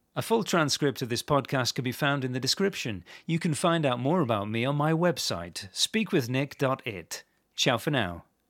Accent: England, United Kingdom; I grew up in England

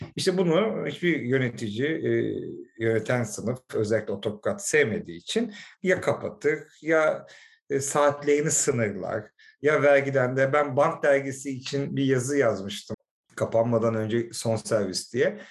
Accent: Istanbul, Turkey; also born or lived in London; Kuzguncukluyuz aile

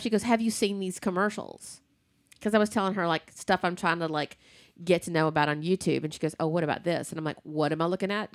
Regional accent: the South, United States; I'm from the, I'm from the South

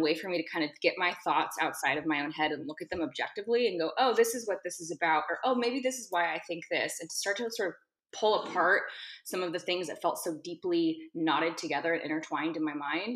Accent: Seattle, Washington, United States; moved away; I'm currently in Seattle, Washington, which is my hometown.

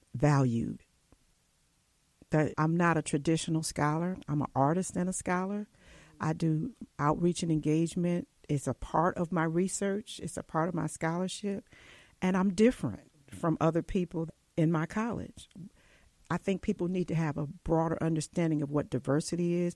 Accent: Cleveland, Ohio, United States; I grew up poor in Cleveland

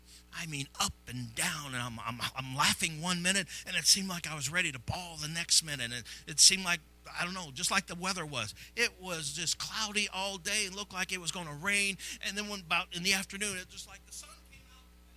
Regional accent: Granite City, Illinois, United States; Many of you know I came from Granite City.

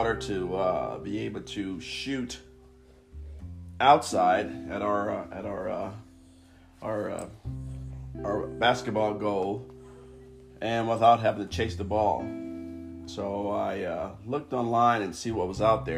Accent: Los Angeles, California, United States; now in Sacramento, United States; I'm originally from Los Angeles, California, born and raised. Moved to Sacramento

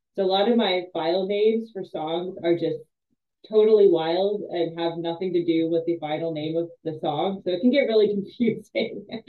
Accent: East Coast, United States; moved away; also born or lived in New England; I'm from the East Coast, so I'm very, and I lived in the Northeast, uh, New England for a while.

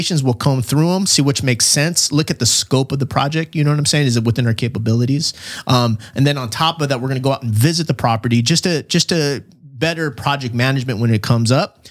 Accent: Chula Vista, California, United States; I'm from Chula Vista

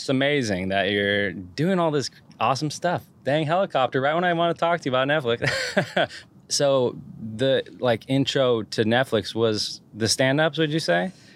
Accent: Santa Cruz, California, United States; I liked growing up there

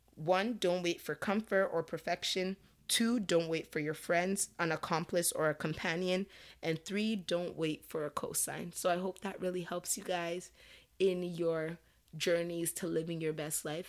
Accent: Nigeria; as a Nigerian

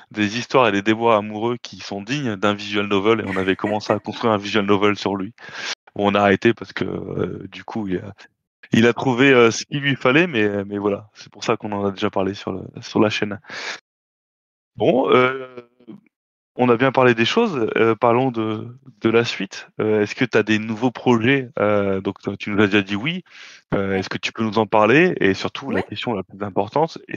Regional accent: France; On est français, euh, nous.

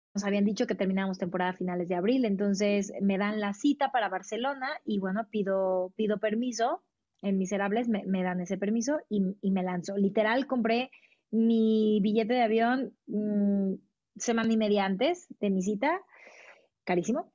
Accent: Mexico; yo soy orgullosamente mexicana

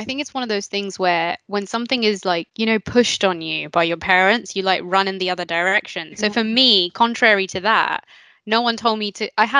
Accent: United Kingdom; we're not first generation, and we are also British.

